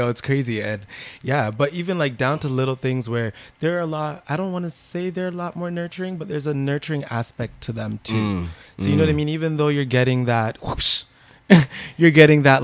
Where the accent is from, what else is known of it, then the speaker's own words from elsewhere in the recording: Toronto, Ontario, Canada; I'm from Toronto, Ontario